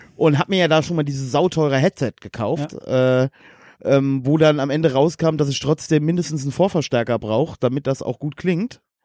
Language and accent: German; Westerwald, Germany; bei uns im Westerwald